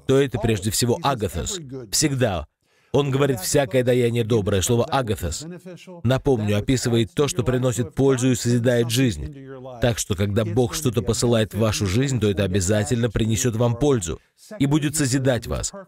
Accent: Oklahoma, United States; moved away; я вырос в Америке, в штате Оклахома

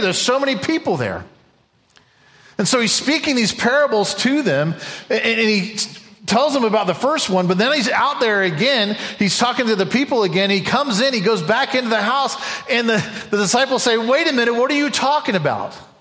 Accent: United States; an American, someone who loves this country

